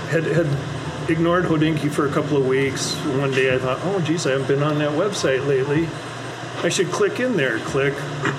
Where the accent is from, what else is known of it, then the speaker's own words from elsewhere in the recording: Minneapolis, Minnesota, United States; I'm here from Minnesota.